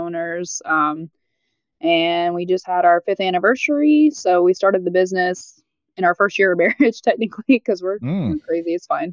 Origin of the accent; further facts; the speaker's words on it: North Alabama, United States; also born or lived in Tennessee / Nashville, Tennessee; now in White House, Tennessee, United States; I did most of my growing up in North Alabama area, but I was technically born in Tennessee